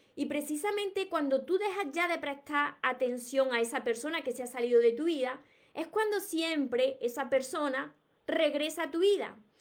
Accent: Córdoba, Andalusia, Spain; accent: southern Spain; soy de Córdoba, Andalucía, y no pronuncio la S. Como vosotros veréis, tengo un acento de aquí, del sur de España, que por supuesto que no voy a cambiar mi acento porque son mis raíces

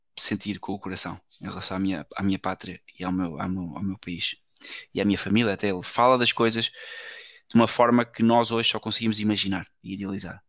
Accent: Portugal; eu sou português

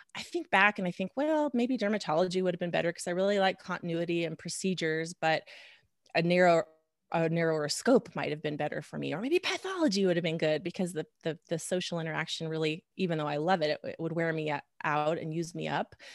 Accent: Reno, Nevada, United States; moved away as an adult; also born or lived in Lincoln, Nebraska; went to medical school in my hometown, Reno, Nevada

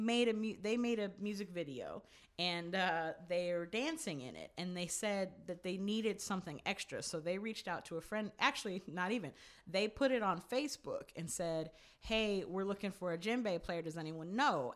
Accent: California, United States; also born or lived in New York / New Jersey; I grew up out here for the most part

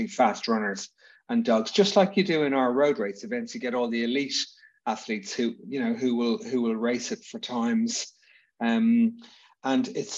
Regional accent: Dublin, Leinster, Ireland; I'm from Dublin

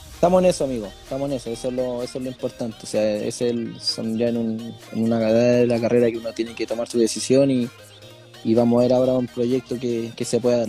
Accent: Santiago, Santiago Metropolitan Region, Chile; also born or lived in Coquimbo / Copiapó; now in Puerto Montt, Chile; yo soy de Santiago. Soy de Santiago.

